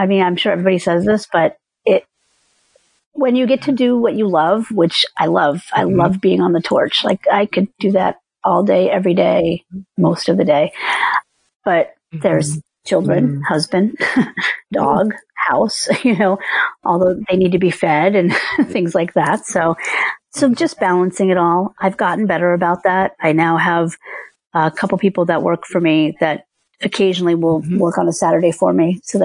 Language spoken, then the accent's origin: English; New Jersey, United States; moved away; I grew up in New Jersey.